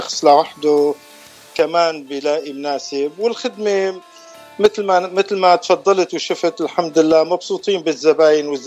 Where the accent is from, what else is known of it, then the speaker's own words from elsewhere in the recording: Damascus, Damascus Governorate, Syria; now in United States; أنا من سوريا من دمشق آه، آه، وصلت لأمريكا بال 1989 صار لي خمسة إيه، صار لي 35 سنة يعني.